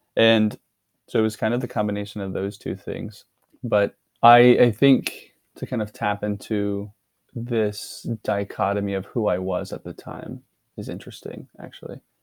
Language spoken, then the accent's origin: English; Dallas, Texas, United States; moved away; I'm originally from Dallas, Texas.